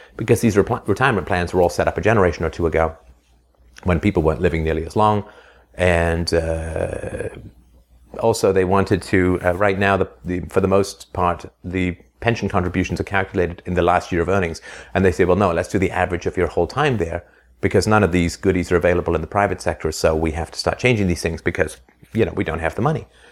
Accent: England, United Kingdom; also born or lived in Ireland; I was born in Ireland, and then I grew up in England in the seventies

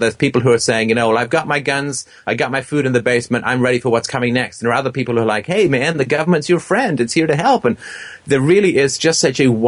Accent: England, United Kingdom; moved away; I was growing up in England

